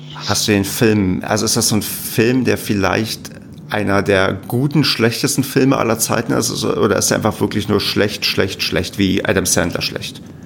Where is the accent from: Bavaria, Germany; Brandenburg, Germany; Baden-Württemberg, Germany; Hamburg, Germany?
Brandenburg, Germany; near Werder; now in Paderborn, Germany; da wo ich herkomme, gibt es zumindest in der Nähe die, es gibt irgendein so komisches Weinfest